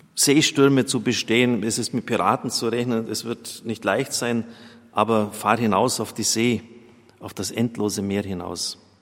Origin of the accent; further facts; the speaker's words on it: Germany; bei uns in Deutschland